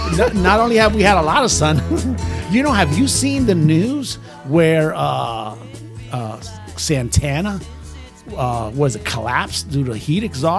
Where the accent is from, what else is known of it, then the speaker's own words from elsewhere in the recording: United States; I'm an American